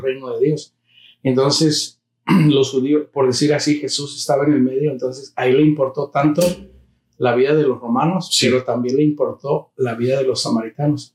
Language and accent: Spanish; United States; los que nacimos en Estados Unidos